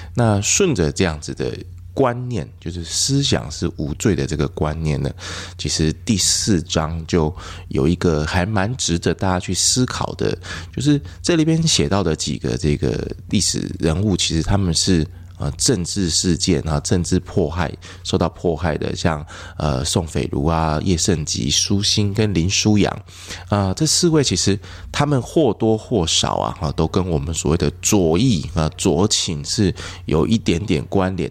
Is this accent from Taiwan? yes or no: yes; Yilan, Yilan County, Taiwan; 我是宜兰人